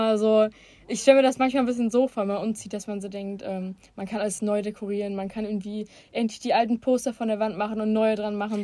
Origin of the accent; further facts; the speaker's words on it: Bottrop, North Rhine-Westphalia, Germany; wo ich herkomme, ist es halt klar, weil ich niemals woanders gelebt habe als in Bottrop